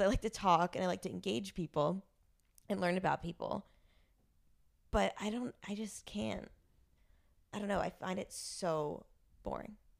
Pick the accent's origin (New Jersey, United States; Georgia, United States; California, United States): New Jersey, United States; Rumson; now in New York, United States; me living in a suburb in Jer-, New Jersey